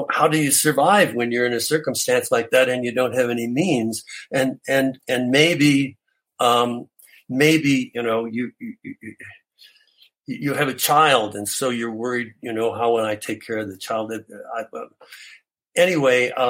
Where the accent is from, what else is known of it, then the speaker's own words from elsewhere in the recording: Canada; I'm Canadian.